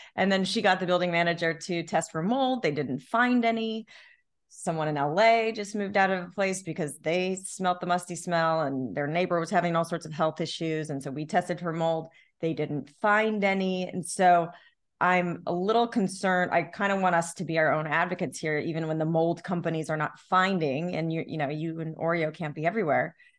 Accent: Long Beach, United States; growing up in Long Beach by the beach

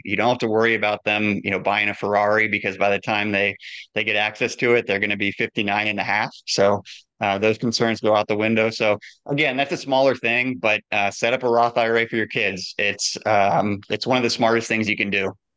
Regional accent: Midwest, United States; I grew up in the Midwest

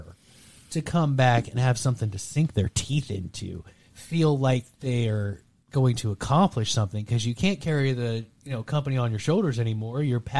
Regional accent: Texas, United States; I'm from Texas.

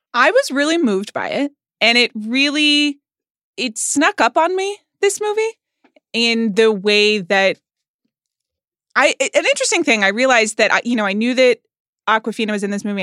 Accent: Atlanta, Georgia, United States; I grew up in Atlanta, Georgia

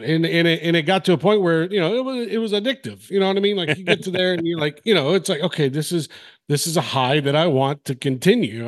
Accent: Mobile, Alabama, United States; moved away as an adult; also born or lived in Nashville; now in Knoxville, United States; I was from Mobile. I was in high school, um, at Davidson.

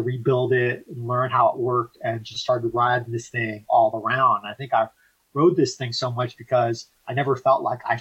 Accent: Los Angeles, California, United States; we're both from Los Angeles. My family immigrated

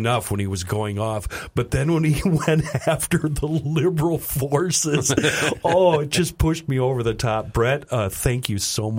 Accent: Vermont, United States; I'm over 50 years old. I grew up in Vermont, and I sugared for many years.

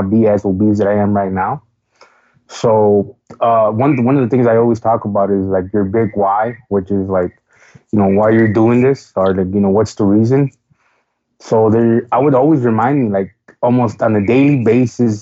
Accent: Chicago, Illinois, United States; I am from Chicago, Illinois, born and raised

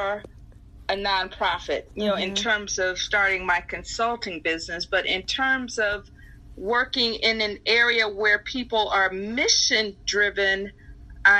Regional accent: Chicago, Illinois, United States; I grew up in North Lawndale in Chicago, on Chicago's west side.

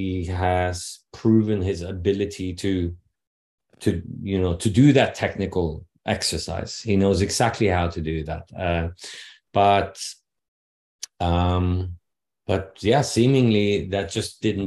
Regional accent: Norway; first language Norwegian; English is a second language; having Norwegian as my mother tongue

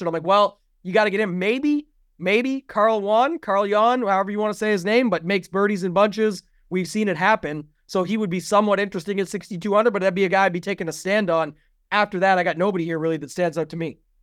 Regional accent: Canada; I'm Canadian

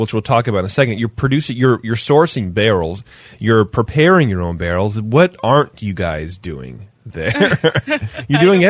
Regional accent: California, United States; growing up in California

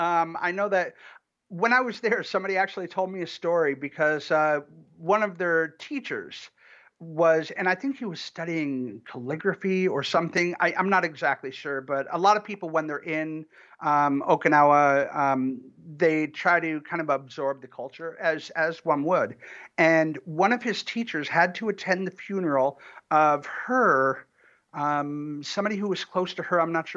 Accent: Ann Arbor, Michigan, United States; Well, no, I'm originally from Michigan. I grew up in Michigan, in and around Ann Arbor.

